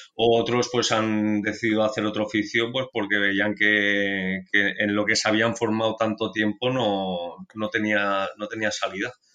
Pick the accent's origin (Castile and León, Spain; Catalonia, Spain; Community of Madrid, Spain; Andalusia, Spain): Catalonia, Spain; Barcelona; yo nací aquí en Barcelona